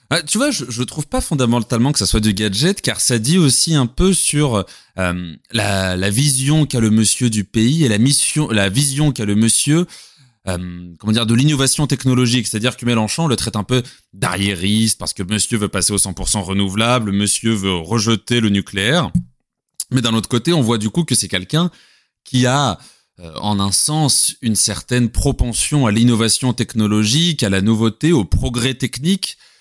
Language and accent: French; France; chez nous en France.